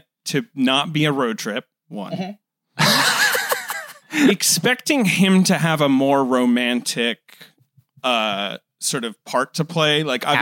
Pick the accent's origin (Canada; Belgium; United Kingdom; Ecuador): United Kingdom; moved away; also born or lived in Upper West Side, New York, United States; I grew up in Britain, but you forgot that for my first 9 years, I lived on the Upper West Side, Uptown